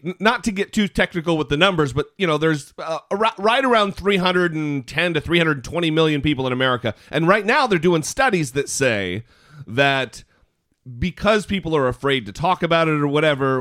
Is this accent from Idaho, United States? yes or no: yes; Idaho, United States; now in Los Angeles, United States; we both live in the Los Angeles area now, but we're both from Idaho